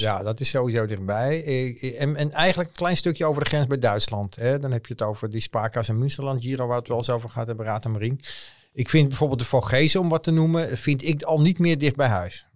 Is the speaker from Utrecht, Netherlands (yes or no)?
no; North Holland, Netherlands; ik kom uit Noord-Holland